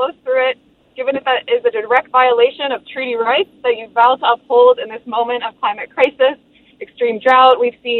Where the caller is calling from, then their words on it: St. Paul, Minnesota, United States; I'm from St. Paul